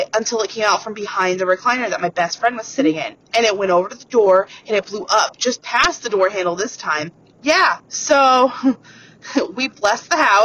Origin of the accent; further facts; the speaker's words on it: Fort Wayne, Indiana, United States; I'm from Fort Wayne, Indiana